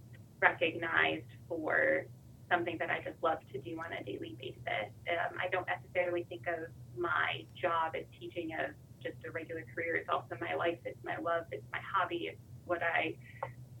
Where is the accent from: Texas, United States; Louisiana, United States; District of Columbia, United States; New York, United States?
New York, United States; North Tonawanda; moved away as an adult; also born or lived in Charlotte, North Carolina; now in North Carolina, United States; I am originally from a suburb of Buffalo, New York called North Tonawanda. I was born and raised there